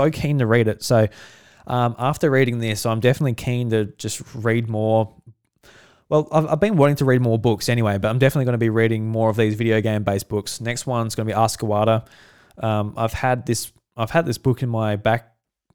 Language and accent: English; Australia; we're Australian